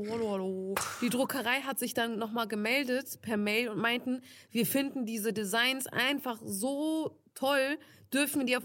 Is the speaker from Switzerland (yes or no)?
no; Turkey; ich bin ja Türkin, er ist Italiener und die können halt ne, kein Türkisch.